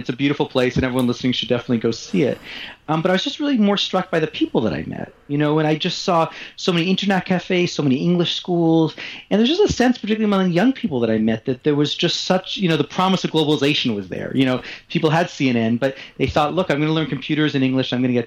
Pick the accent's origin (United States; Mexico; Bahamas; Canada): Canada; Montreal, Quebec; I grew up in Montreal